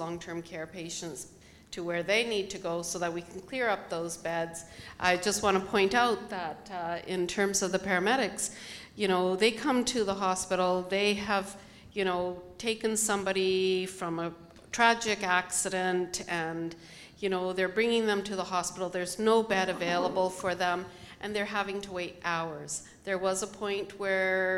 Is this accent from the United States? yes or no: no; Canada; We're Canadian